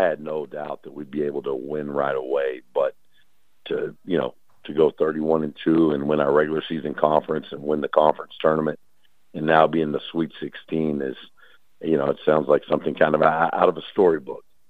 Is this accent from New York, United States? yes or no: no; Dallas Fort Worth area, Texas, United States; moved away as an adult; also born or lived in Talladega, Alabama; now in Langston, United States; I'm from the Dallas Fort Worth area.